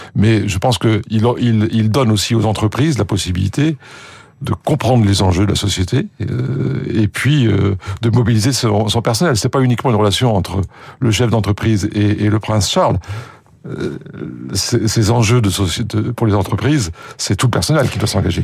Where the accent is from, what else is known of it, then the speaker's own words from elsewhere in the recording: France; accent: French; moved away as an adult; also born or lived in United Kingdom; j'étais le français du groupe